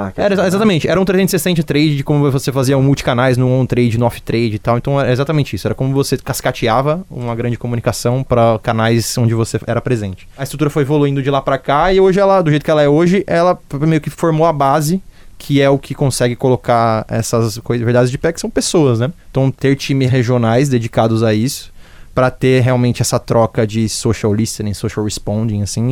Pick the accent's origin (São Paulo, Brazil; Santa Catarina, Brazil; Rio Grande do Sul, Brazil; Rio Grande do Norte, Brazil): São Paulo, Brazil; Jundiaí; moved away as an adult; now in Northeast Brazil; Sou de interior de São Paulo, nasci em Jundiaí